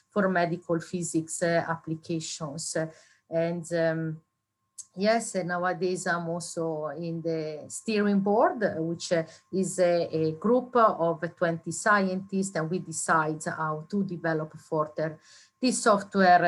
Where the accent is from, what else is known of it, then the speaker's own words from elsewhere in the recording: Italy; moved away; I did my university degree in Italy. I'm from Italy